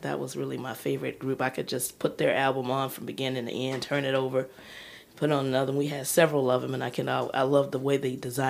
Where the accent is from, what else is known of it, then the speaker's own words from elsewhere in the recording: Chicago, Illinois, United States; I was born on the West Side. And when I moved to the far South Side, it was a pretty, you know, working class neighborhood.